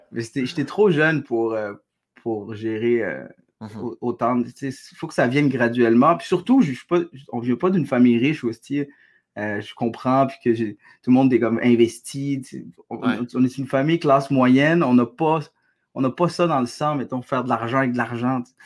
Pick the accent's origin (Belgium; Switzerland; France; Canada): Canada; Quebec; also born or lived in Algeria; je suis québécois